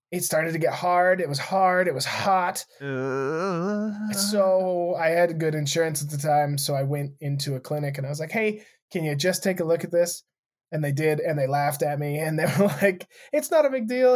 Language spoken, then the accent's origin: English; United States; growing up in Montana or Wyoming